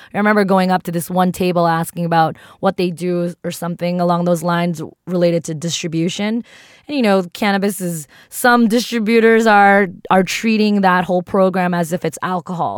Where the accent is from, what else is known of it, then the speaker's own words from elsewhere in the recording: East Coast, United States; also born or lived in New York; I grew up on the East Coast